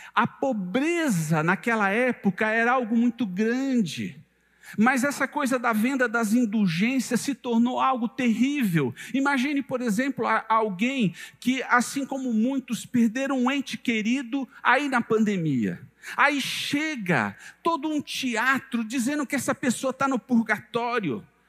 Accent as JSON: {"language": "Portuguese", "region": "São Paulo", "country": "Brazil", "moved": "as an adult", "lives_now": "Goiânia, Brazil", "said": "eu sou do estado de São Paulo, esse é o meu quarto ano aqui em Goiânia"}